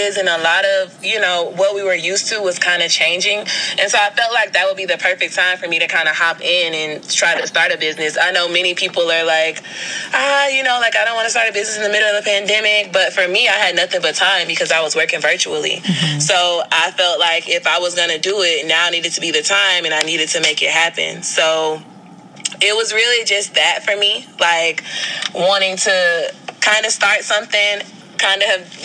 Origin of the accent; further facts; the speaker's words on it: Prince George's County, Maryland, United States; moved away as an adult; also born or lived in New Orleans, Louisiana; now in Atlanta, United States; I was born in New Orleans, Louisiana, but I grew up in Prince George's County, Maryland